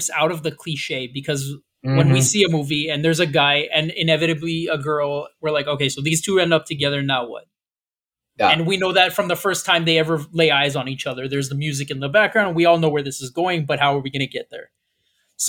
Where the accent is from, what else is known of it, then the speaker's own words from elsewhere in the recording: United States; us as American people